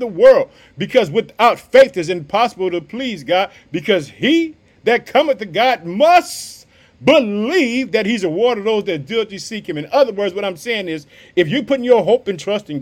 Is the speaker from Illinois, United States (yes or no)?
yes; Illinois, United States; also born or lived in Chicago; the state of Illinois, my hometown. I reside in the city of Chicago.